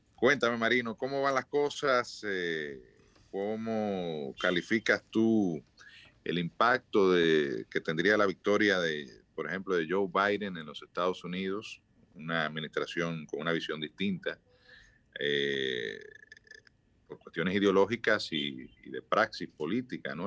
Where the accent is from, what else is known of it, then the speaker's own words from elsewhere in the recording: Dominican Republic; todos somos dominicanos y queremos eh, que nuestro país salga lo mejor